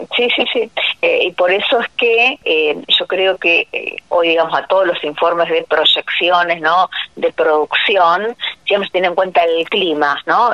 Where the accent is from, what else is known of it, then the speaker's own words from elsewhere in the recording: Bigand, Santa Fe, Argentina; en mi pueblo, o sabes que yo estoy de Vigán, provincia de Santa Fe